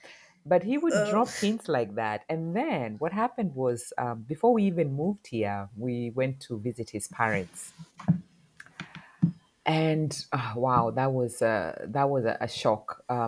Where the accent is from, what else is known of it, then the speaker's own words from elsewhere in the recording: Kenya; moved away as an adult; now in Germany; I'm born and raised in Kenya, East Africa. I live in Germany, where I've been living for over 25 years with a few interruptions.